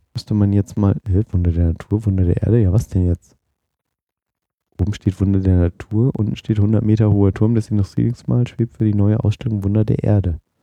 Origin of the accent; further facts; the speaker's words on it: Oldenburg, Lower Saxony, Germany; accent: Hannoverisch, Hochdeutsch; moved away; ich komme ja ursprünglich aus Oldenburg, das ist ja da oben bei Bremen